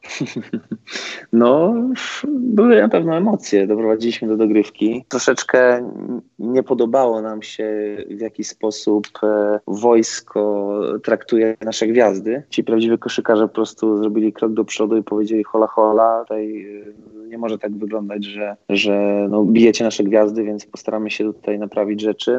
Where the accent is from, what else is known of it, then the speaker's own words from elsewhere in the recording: Toruń, Kuyavian-Pomeranian Voivodeship, Poland; moved away; powrót do, do rodzinnego Torunia